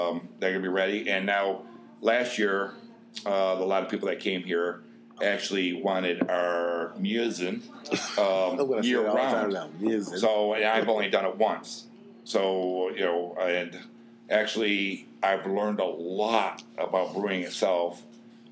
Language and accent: English; United States; I'm American